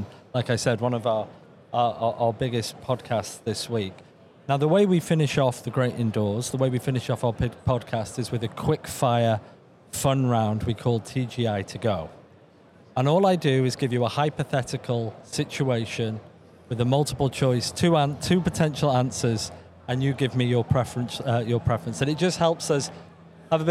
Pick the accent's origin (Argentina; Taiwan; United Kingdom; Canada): United Kingdom; England; I'm originally from England